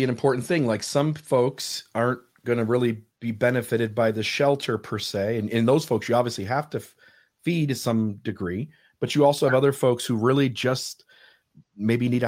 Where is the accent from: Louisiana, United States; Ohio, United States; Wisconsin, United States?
Ohio, United States; moved away; I came I came from Ohio, and again, the city I was talking about that I lived in, you could buy a house literally.